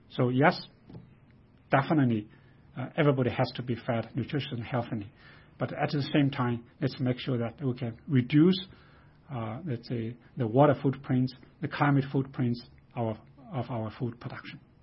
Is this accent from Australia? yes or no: no; China; moved away as an adult; I grew up in China.